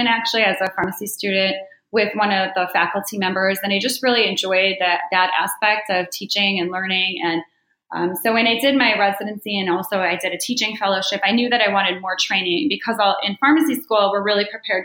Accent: Chicago, Illinois, United States; moved away as an adult; now in New Jersey, United States; I'm born and raised in Chicago

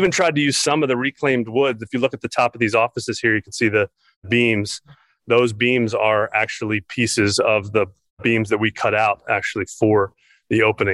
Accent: Baltimore, Maryland, United States; I grew up in Baltimore and spent my early days as a Baltimore Colts fan, actually.

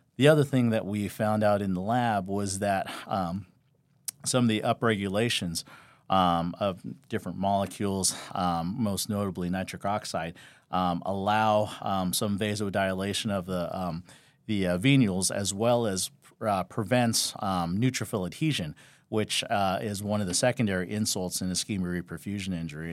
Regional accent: Los Angeles, California, United States; moved away as an adult; now in Las Vegas, United States; I grew up in Southern California, L A, and I know when most people say L A, they say some kind of, you know, suburb or whatnot in L A, and I literally grew up right around downtown L A and, um, the Echo Park area

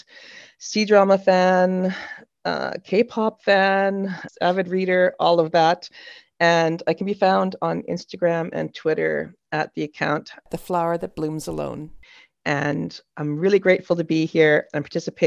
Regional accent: Canada; accent: Canadian; now in Melbourne, Australia; I'm originally from Canada, as you can hear in the accent, but I live in Melbourne, Australia.

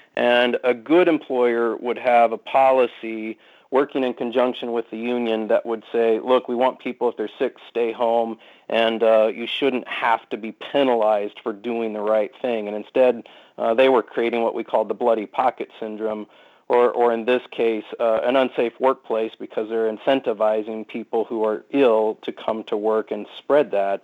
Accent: Iowa, United States; moved away; I was born and raised in Iowa

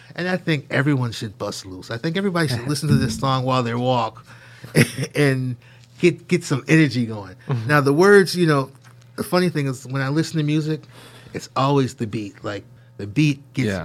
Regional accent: Syracuse, New York, United States; growing up in Syracuse, I grew up right here in the campus

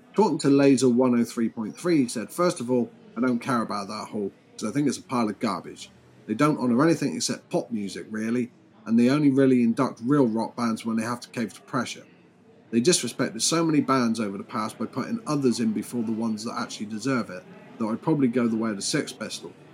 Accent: United Kingdom; I'm British.

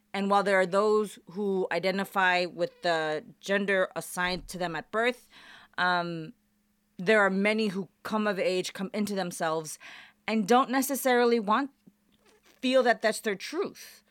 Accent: Chicago, Illinois, United States; moved away as an adult; also born or lived in Portland, Oregon / Pullman, Washington; now in Las Vegas, United States; I was actually born and raised in Chicago.

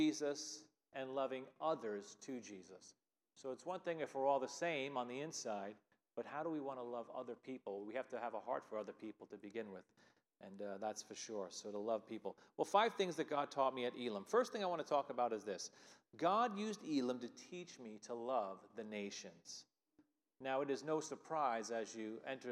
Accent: Long Island, New York, United States; moved away as an adult; also born or lived in Philadelphia area; now in Lima, New York, United States; I grew up on Long Island

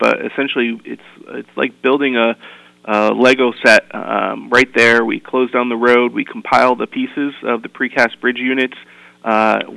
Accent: Torrington, Connecticut, United States; also born or lived in Washington, D.C.; I moved back to Connecticut because I grew up in Torrington

